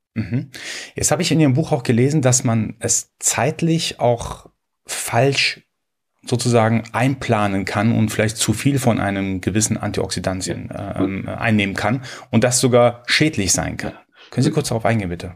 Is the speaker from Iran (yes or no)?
yes; Iran; Ich als Iraner, äh, als Perser muss natürlich, also mir ist es in die Wiege gelegt worden, schon von klein auf schwarzen Tee zu trinken.